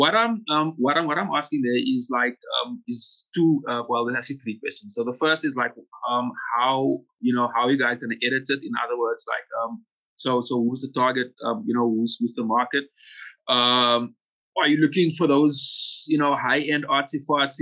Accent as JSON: {"language": "English", "country": "South Africa", "said": "as a South African creative"}